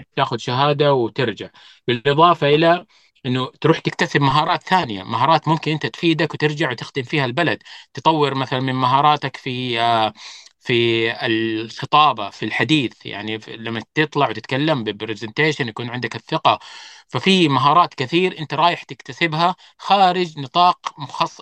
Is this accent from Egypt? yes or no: no; Saudi Arabia